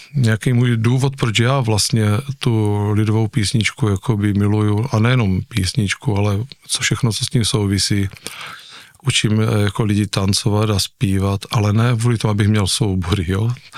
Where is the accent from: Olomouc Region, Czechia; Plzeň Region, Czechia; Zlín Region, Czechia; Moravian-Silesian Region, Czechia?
Zlín Region, Czechia; Nivnice; jsem tam prožil celé dětství u nich